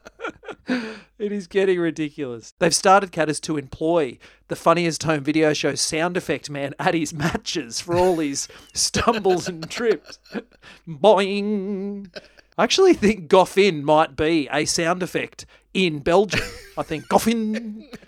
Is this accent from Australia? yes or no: yes; Australia; as an Australian